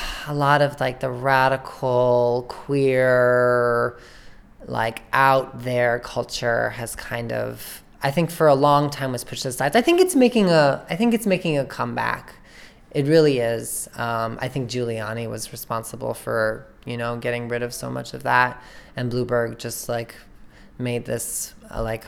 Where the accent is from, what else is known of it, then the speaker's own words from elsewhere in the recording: New Rochelle, New York, United States; now in New York City, United States; I grew up in New Rochelle, New York, which is in Westchester County